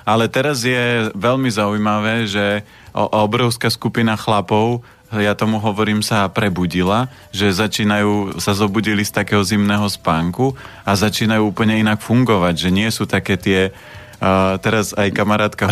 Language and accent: Slovak; Orava, Žilina Region, Slovakia; ja pochádzam z Oravy